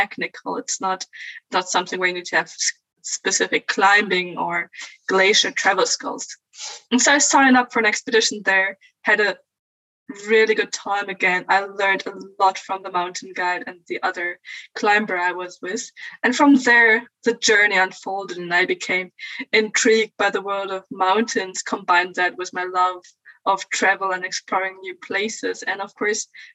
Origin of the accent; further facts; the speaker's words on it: Bielefeld, North Rhine-Westphalia, Germany; I'm originally from Germany, from a town called Bielefeld